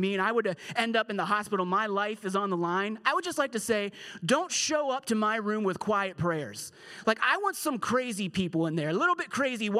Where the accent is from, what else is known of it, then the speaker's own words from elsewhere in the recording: Pittsburgh, Pennsylvania, United States; we're from Pittsburgh, we say pop, we don't say soda